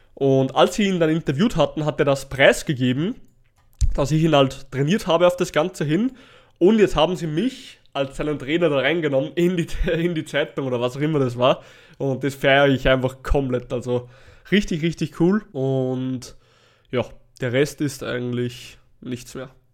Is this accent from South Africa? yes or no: no; Natternbach, Upper Austria, Austria; bei uns in Nattenbach, also in meinem Heimatort